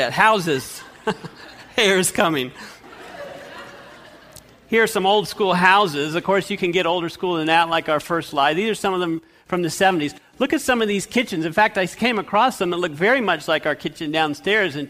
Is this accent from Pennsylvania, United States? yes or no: no; Fresno, California, United States; we grew up in Fresno, California